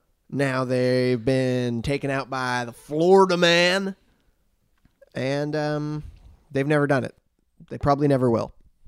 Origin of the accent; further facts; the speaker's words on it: Vancouver, British Columbia, Canada; I mean, I know I'm from Vancouver